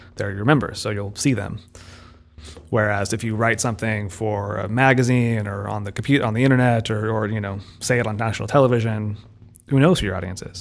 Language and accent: English; United States; we're both sort of raised in an American English-speaking context